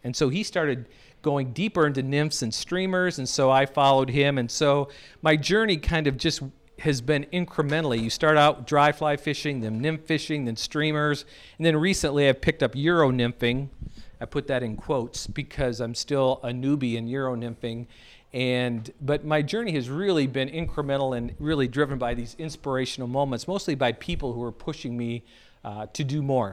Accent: United States; moved away; also born or lived in North Dakota / South Dakota; I grew up in North and South Dakota

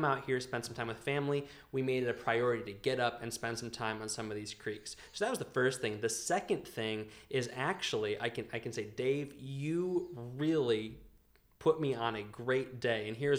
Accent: Northern Virginia, United States; also born or lived in Massachusetts; now in Virginia, United States; we're going to be moving from Virginia to Massachusetts. I grew up in the Virginia area, Northern Virginia

